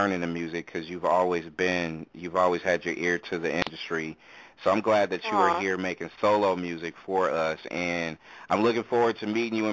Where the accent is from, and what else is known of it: the Bay Area, California, United States; born or raised there